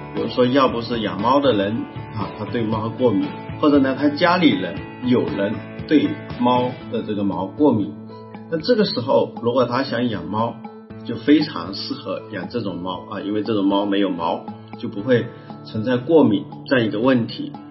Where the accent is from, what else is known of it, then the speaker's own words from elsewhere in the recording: China; 我们中国人